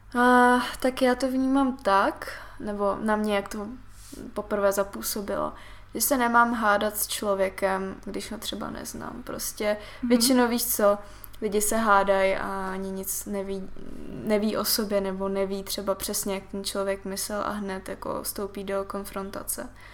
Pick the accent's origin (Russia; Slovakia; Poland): Russia; Siberia; moved away; jsem se narodila na Sibiři